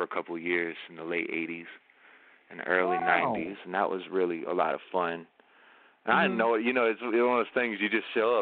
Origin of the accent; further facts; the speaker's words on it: Long Island, New York, United States; I'm from Long Island